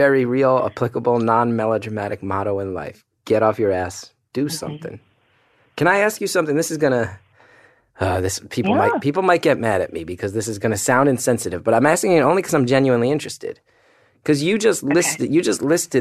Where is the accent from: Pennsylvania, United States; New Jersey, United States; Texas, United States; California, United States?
New Jersey, United States; moved away; also born or lived in New York; That's how I said it growing up, horrible. Because I grew up in Jersey.